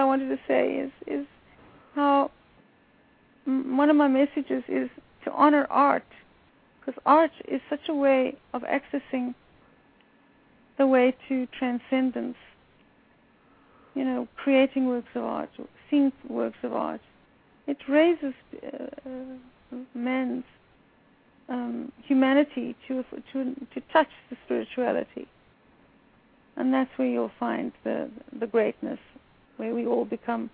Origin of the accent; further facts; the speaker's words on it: South Africa; moved away as an adult; now in United States; I grew up in South Africa in the time of apartheid